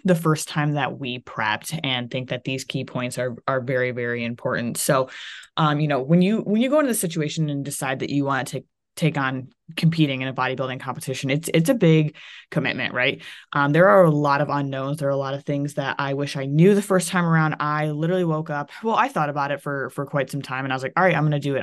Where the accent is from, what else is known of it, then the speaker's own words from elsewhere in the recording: Ohio, United States; moved away as an adult; also born or lived in Florida; I was from Ohio